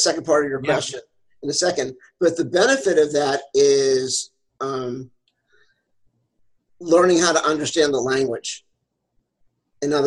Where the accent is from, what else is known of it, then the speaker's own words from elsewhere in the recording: Pennsylvania, United States; I grew up in Pennsylvania